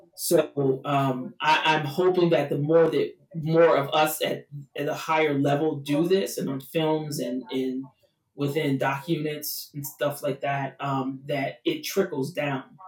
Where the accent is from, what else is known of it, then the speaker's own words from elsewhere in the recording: Chicago, Illinois, United States; moved away as an adult; also born or lived in Los Angeles; Chicago being my hometown, so I needed to come back home